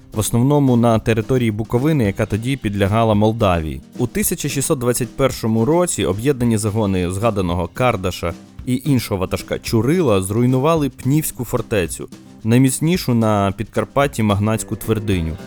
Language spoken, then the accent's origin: Ukrainian; Bukovina, Ukraine; як буковинець